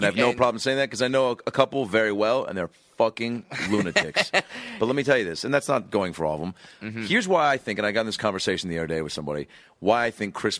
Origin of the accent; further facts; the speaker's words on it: Seattle, Washington, United States; moved away; up in my hometown